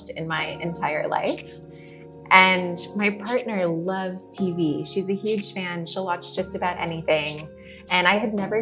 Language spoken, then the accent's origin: English; Chicago, Illinois, United States; moved away; also born or lived in Austin, Texas; even though I lived in Austin for a long time, I'm actually from Chicago